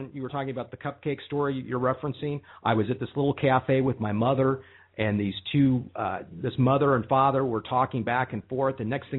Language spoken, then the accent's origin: English; Tacoma, Washington, United States; also born or lived in Denver; No, I'm not from Denver. I just worked in Denver for 5 years. I'm from Tacoma, which is where I live now.